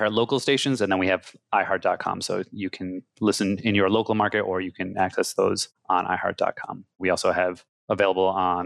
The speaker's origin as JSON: {"language": "English", "town": "Syracuse", "region": "New York", "country": "United States", "also_born_or_lived": "Ithaca, New York", "said": "I'm originally from Syracuse, New York"}